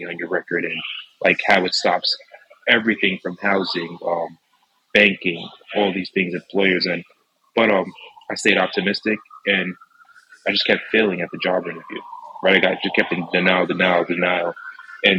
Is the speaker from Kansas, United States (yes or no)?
no; Mount Vernon, New York, United States; I'm from Westchester County, born and raised here, grew up in Mount Vernon Hospital.